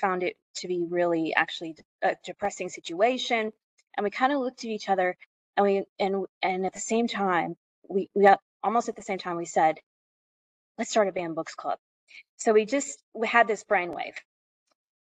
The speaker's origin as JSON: {"language": "English", "country": "United States", "accent": "American", "moved": "yes", "lives_now": "Australia", "said": "You may be able to tell from my accent that I am American"}